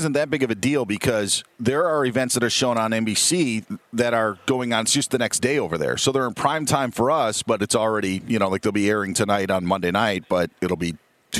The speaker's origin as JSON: {"language": "English", "region": "Wisconsin", "country": "United States", "tie": "born or raised there", "said": "And I grew up in Wisconsin, so you have, Dan Jansen was a big story, obviously, so that, brings me in."}